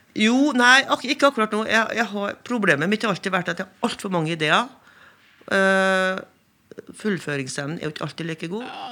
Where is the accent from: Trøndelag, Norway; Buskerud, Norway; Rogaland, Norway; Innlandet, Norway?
Trøndelag, Norway; Inner; now in Førde, Norway; jeg kommer fra Indre Trøndelag